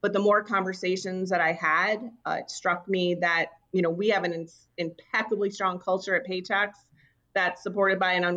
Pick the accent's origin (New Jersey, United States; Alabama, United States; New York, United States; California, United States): New York, United States; moved away as an adult; also born or lived in Washington, D.C.; now in New England, United States; I am born and raised in New York. So I'm not a New Englander. I am a New Yorker.